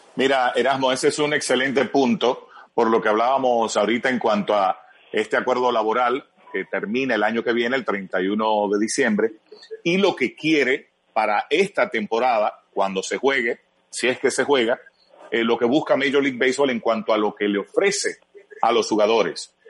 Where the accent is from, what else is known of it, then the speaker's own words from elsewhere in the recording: Santiago de los Caballeros, Santiago, Dominican Republic; yo soy de Santiago, cibaeño, eh, aguilucho desde chiquitico